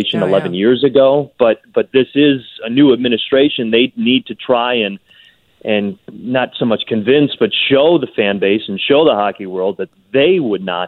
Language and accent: English; Chicago, Illinois, United States; I'm a Chicagoan, I'm a Chicago fan